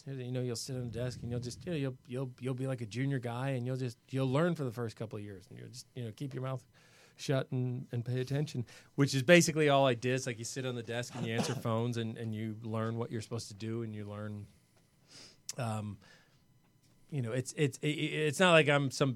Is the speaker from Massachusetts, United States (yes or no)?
yes; Boston, Massachusetts, United States; now in Los Angeles, United States; I'm from Boston.